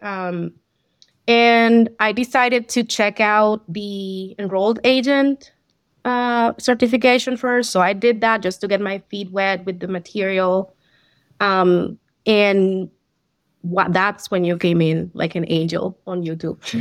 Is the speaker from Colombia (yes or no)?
yes; Colombia; first language Spanish; English is a second language; moved away as an adult; I'm from Colombia, so I had some accounting, um, background on my work experience over there